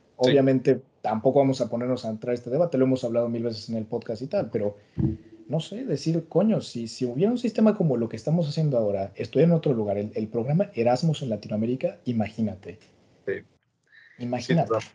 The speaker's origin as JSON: {"language": "Spanish", "country": "Mexico", "moved": "yes", "lives_now": "Brussels, Belgium", "said": "Yo que soy mexicano de, pues, eso, nacional española, pero esto aquí en Bruselas puedo trabajar como ciudadano español"}